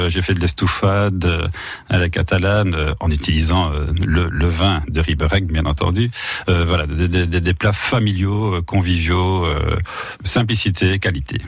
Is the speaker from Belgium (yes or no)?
yes; Wallonia, Belgium; moved away as an adult; also born or lived in Brussels, Belgium; now in Latour-de-France, France; je viens de Belgique